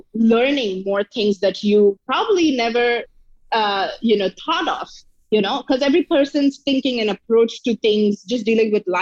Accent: Mumbai, Maharashtra, India; I was born and brought up in Mumbai

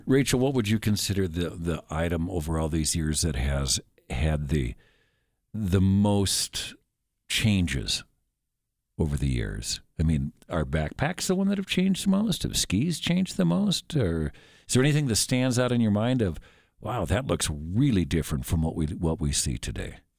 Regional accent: Minnesota, United States; moved away as an adult; also born or lived in Montana; I was raised in Minnesota

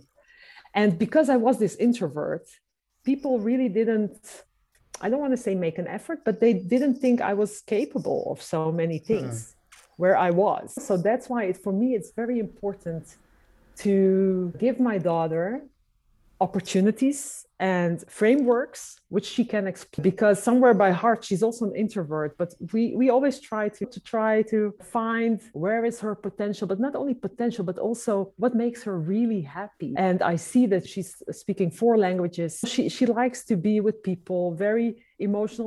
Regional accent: Amsterdam, North Holland, Netherlands; I've been born and raised in Amsterdam

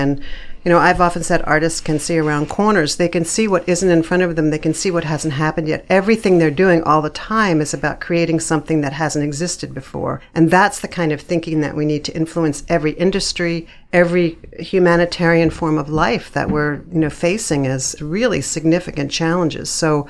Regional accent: Philadelphia, Pennsylvania, United States; Outside of Philadelphia, Pennsylvania.

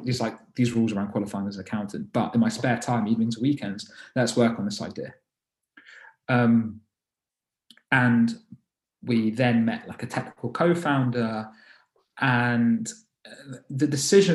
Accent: London, United Kingdom; I was born and raised in London

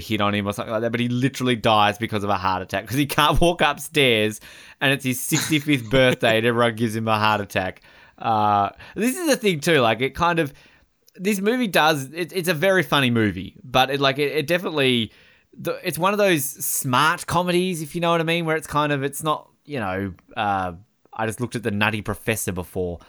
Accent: Hobart, Tasmania, Australia; also born or lived in Queensland; I'm from Hobart

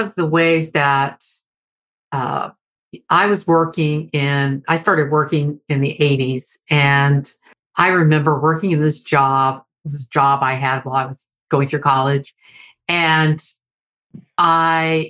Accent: Deep South, United States; I grew up in the Deep South

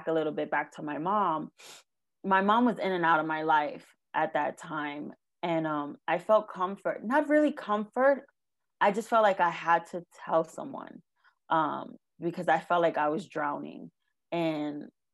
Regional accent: New York, United States; So I was raised in New York.

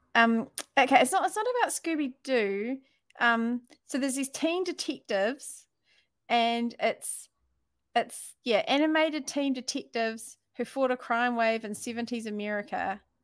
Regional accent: New Zealand; accent: New Zealand; my New Zealand accent

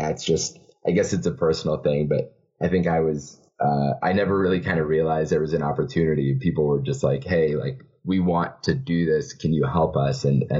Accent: Kenya; my home country of Kenya

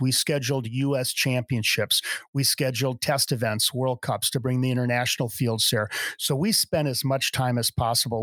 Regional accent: Madison, Wisconsin, United States; moved away as an adult; now in Utah, United States; I grew up in Madison, Wisconsin

